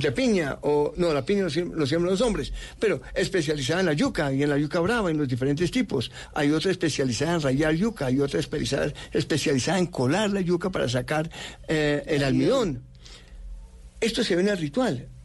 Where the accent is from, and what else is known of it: Bogotá, Colombia; born or raised there; also born or lived in United States / Europe